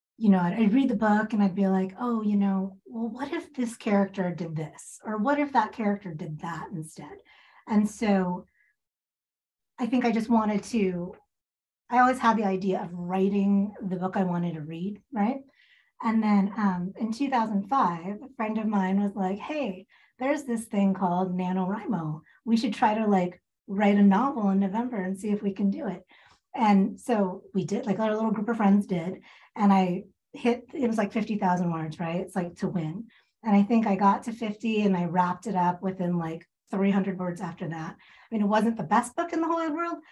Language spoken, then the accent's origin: English; Augusta, Georgia, United States; also born or lived in Seattle, Washington; now in Spokane, United States; I grew up in Augusta